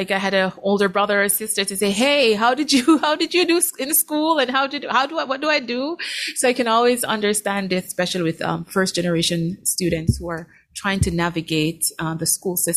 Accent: Jamaica; now in Eau Claire, United States; growing up in Jamaica. And so, yeah, when I came to the States

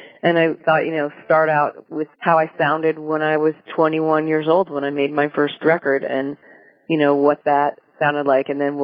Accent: New Jersey, United States; now in Oregon, United States; I grew up in New Jersey

